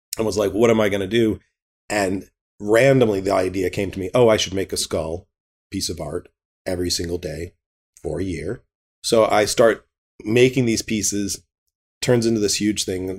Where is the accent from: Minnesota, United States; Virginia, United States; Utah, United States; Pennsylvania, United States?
Virginia, United States; Richmond; growing up in Richmond, Virginia in the 70s and 80s